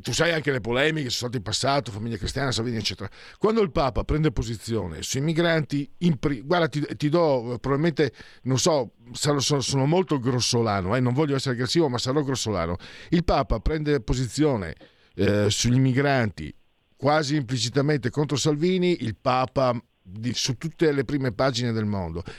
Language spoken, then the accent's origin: Italian; Friuli-Venezia Giulia, Italy; vengo dal Friuli, ero vicino anche ad Aviano